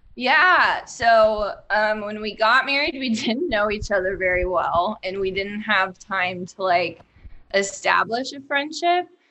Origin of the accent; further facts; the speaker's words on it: Dayton, Ohio, United States; also born or lived in New York; now in Cincinnati, United States; I'm from Dayton